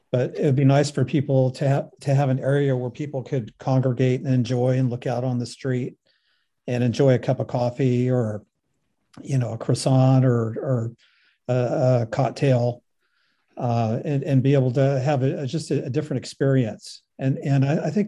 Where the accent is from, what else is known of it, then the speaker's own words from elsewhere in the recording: Sausalito, California, United States; I grew up in Sausalito